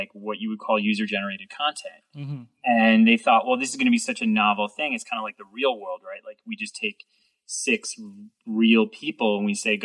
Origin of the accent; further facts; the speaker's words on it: New York City, New York, United States; moved away as an adult; now in Los Angeles, United States; the skateboarding videos I had all watched while I was growing up in New York City